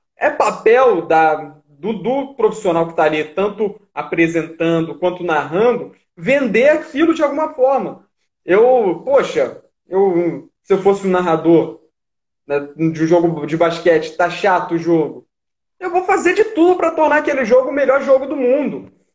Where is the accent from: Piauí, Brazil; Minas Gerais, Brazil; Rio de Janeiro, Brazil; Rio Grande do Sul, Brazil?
Rio de Janeiro, Brazil; moved away; also born or lived in São Paulo; Eu sou carioca